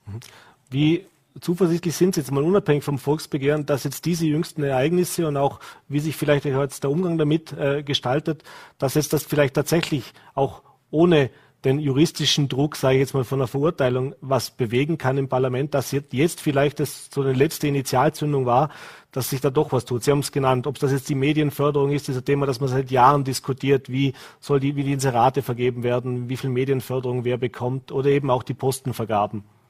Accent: Vorarlberg, Austria; bei uns in Vorarlberg

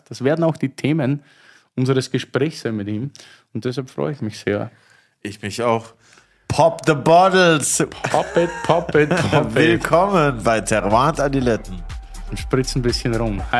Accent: Austria; Ja, ich will da als Österreicher jetzt keinen kulturellen Kleinkrieg anfangen.

